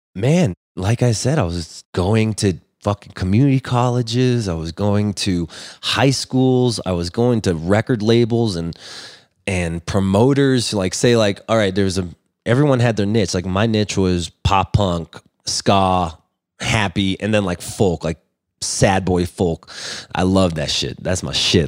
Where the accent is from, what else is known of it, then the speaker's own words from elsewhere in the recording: Los Angeles, California, United States; I grew up in Los Angeles